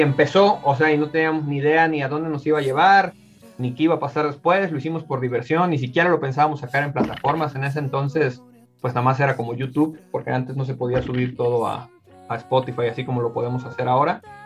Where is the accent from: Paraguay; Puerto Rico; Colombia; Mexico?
Mexico; Tampico, Tamaulipas; also born or lived in Mexico City; Yo nací en la Ciudad de México, pero crecí en Tampico, Tamaulipas, así que en realidad soy norteño también